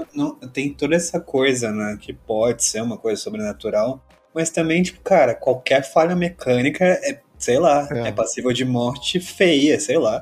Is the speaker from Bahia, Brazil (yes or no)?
no; São José dos Campos, São Paulo, Brazil; moved away as an adult; now in São Paulo, Brazil; eu sou de São Paulo, mas eu me mudei muito novo, com 7 anos de idade para São José dos Campos. Aí vivi até uns 25